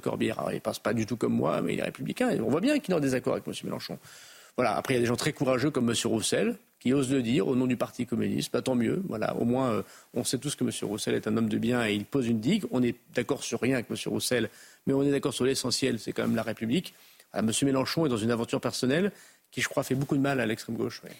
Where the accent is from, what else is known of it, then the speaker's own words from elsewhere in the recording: Roubaix, Hauts-de-France, France; je suis du Nord. Voilà, je suis de Tourcoing-Roubaix